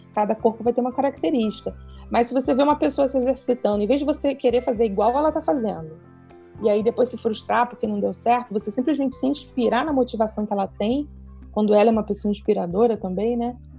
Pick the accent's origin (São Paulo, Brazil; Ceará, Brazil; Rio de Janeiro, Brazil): Rio de Janeiro, Brazil; now in Petrópolis, Brazil; sou carioca, moro em Petrópolis